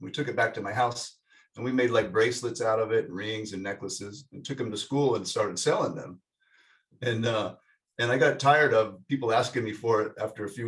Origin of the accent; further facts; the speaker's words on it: Salt Lake City, Utah, United States; I grew up in Salt Lake City, Utah